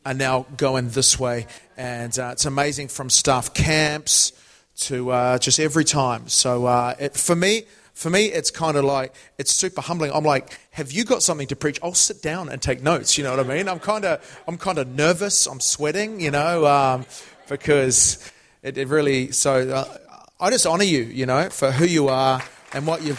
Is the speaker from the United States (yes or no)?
no; New Zealand; moved away as an adult; now in London, United Kingdom; I am originally from New Zealand